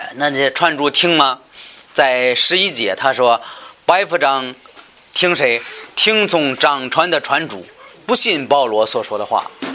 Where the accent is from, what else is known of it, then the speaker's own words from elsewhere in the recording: China; 我们中国人能够明白